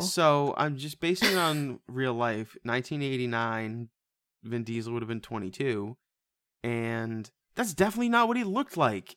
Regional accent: United States; we are American around here

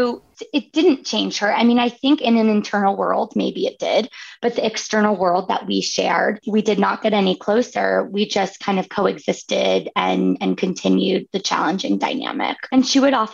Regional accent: Northern California, United States; I grew up in Northern California where there's like stunning views of San Francisco

